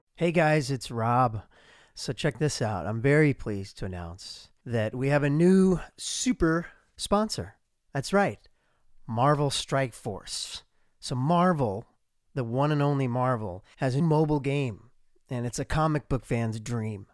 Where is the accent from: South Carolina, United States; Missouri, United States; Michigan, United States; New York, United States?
Missouri, United States; Columbia; moved away; my hometown of Columbia, Missouri